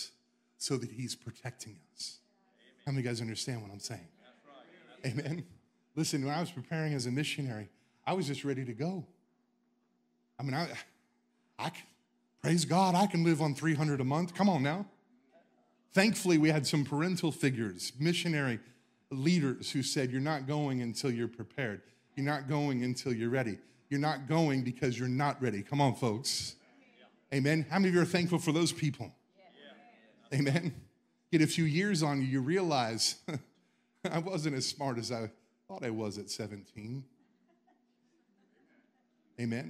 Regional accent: the South, United States; I'm from the South.

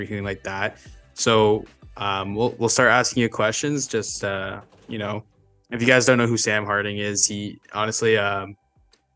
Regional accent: Ontario, Canada; as being a kid in Ontario

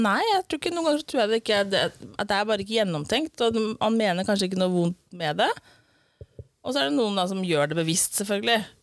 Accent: Eastern Norway, Norway; accent: Eastern Norwegian (Østlandet); jeg er vanlig dialekt fra Østlandet

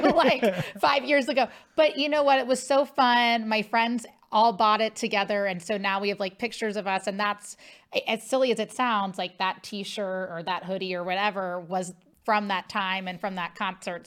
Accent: Cincinnati, Ohio, United States; I'm from Ohio, Cincinnati.

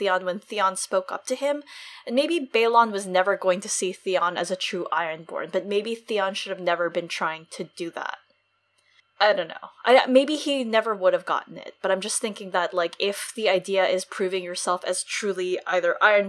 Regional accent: United States; I still grew up in the U.S.

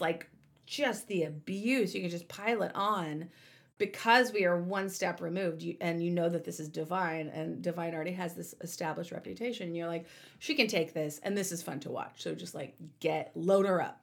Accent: the South, United States; growing up in the South

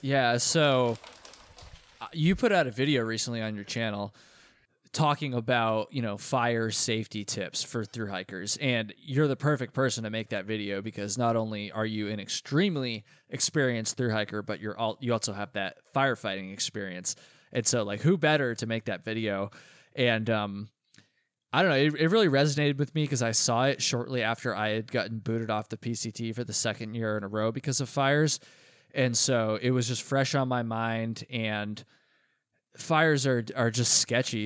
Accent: Vermont, United States; Vermont, my home state.

